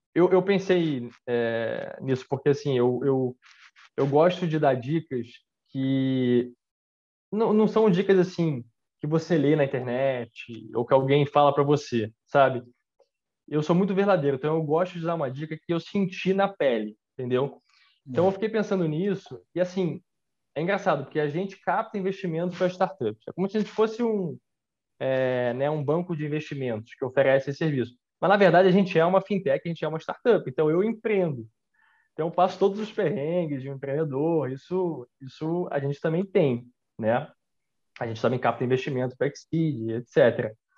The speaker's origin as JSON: {"language": "Portuguese", "country": "Brazil", "said": "eu sou brasileiro, né? A família, é, a minha família, parte de pai, veio da Escócia"}